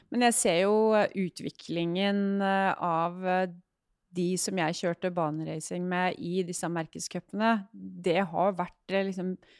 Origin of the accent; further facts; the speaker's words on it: Hamar, Innlandet, Norway; jeg er oppvokst eh, på Hamar